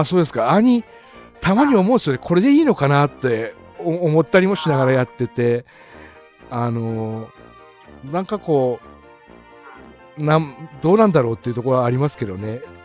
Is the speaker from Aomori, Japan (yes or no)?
yes; Aomori, Japan; also born or lived in Australia / Iwate; 生まれも育ちも青森ですね